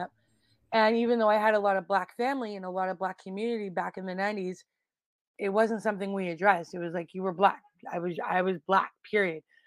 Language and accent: English; Calgary, Alberta, Canada; I grew up in Calgary, Alberta, Canada